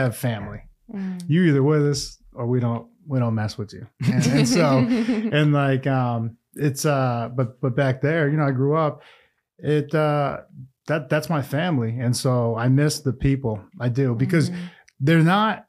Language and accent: English; Massachusetts, United States; accent: East Coast; moved away as an adult; also born or lived in Southern California; now in Newcastle, United States; I grew up in Massachusetts